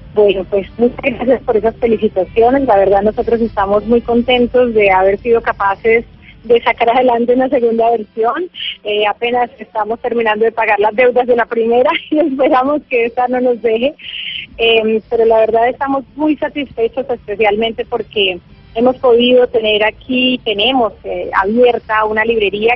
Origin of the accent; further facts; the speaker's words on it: Bellavista, Chocó, Colombia; los habitantes de Vallasolano, que además pues es, es mi pueblo